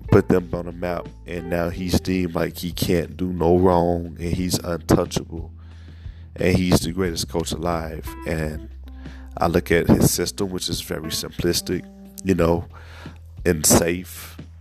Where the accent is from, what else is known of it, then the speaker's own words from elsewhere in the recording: Chicago, Illinois, United States; as a Chicagoan